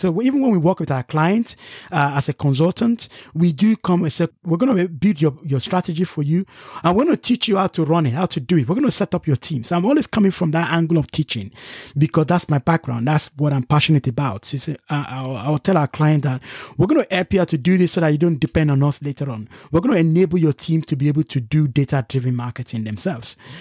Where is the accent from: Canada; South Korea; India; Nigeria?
Nigeria; moved away; also born or lived in United Kingdom; I'm from Nigeria